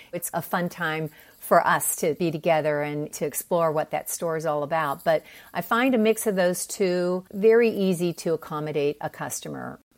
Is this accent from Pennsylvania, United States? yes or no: yes; Pennsylvania, United States; moved away as an adult; also born or lived in Park City, Utah; now in San Diego, United States; I grew up in Pennsylvania.